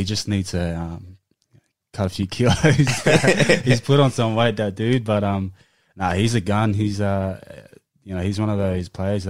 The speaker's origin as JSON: {"language": "English", "town": "Sydney", "region": "New South Wales", "country": "Australia", "tie": "born or raised there", "also_born_or_lived": "Liverpool, New South Wales / Canley Vale / Mount Druitt / Blacktown"}